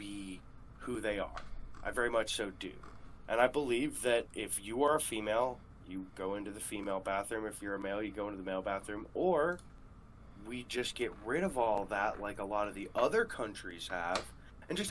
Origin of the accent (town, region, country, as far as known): United States